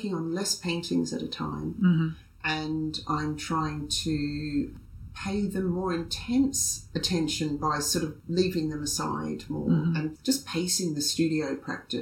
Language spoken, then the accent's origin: English; Australia; I'm Australian